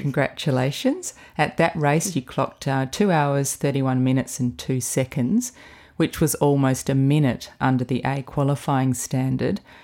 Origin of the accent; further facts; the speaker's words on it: Adelaide, South Australia, Australia; growing up in Adelaide, which is the nearest big city to the southeast where you grow up